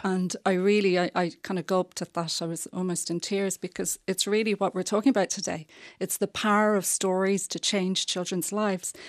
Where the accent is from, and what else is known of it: Ireland